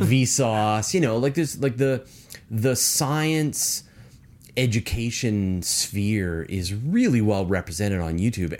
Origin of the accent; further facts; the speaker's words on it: British Columbia, Canada; I'm from British Columbia.